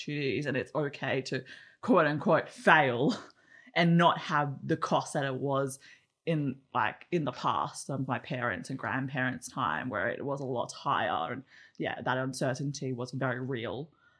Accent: Australia; being growing up in Australia as a young person

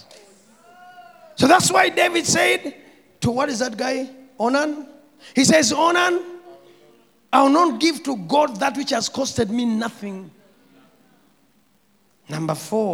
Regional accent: Kampala, Central Region, Uganda; I come from Natete

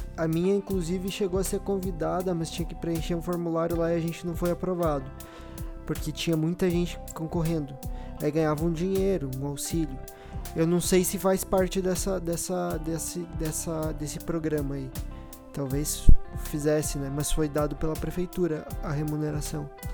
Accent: Rio Grande do Sul, Brazil; now in São Paulo, Brazil; sou do Rio Grande do Sul

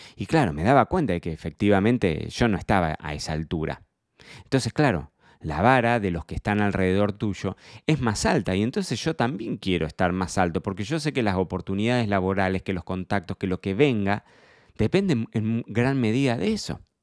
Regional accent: Carlos Casares, Buenos Aires Province, Argentina; moved away as an adult; me marcó mi infancia en Casares

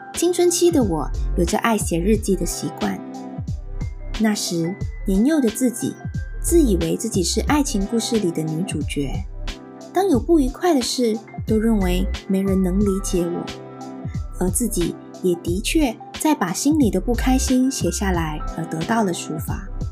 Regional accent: Malaysia; moved away as an adult; now in New Zealand; 我来自一个像火星那么热的热带国家，马来西亚。一家移居来到奇异国之地，新西兰

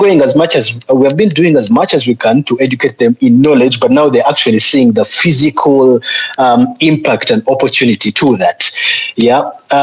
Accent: Uganda; I'm from Uganda

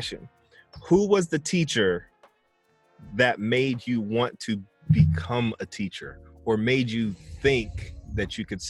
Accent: San Bernardino, California, United States; I'm from San Bernardino.

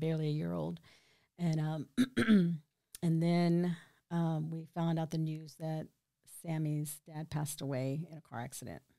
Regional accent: Killeen, Texas, United States; I'm from here, born and raised

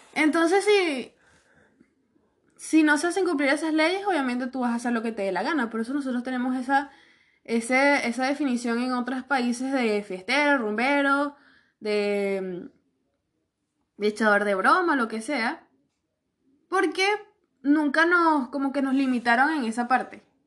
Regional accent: Venezuela; now in Chile; Porque yo estoy orgullosa de ser venezolana

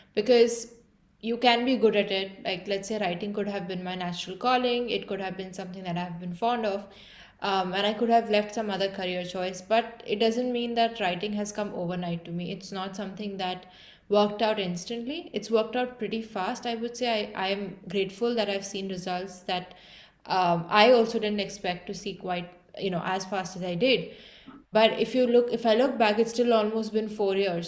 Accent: Mumbai, Maharashtra, India; moved away as an adult; also born or lived in Dublin, Ireland; I'm from Mumbai, India, and I did uh, like most of my schooling there

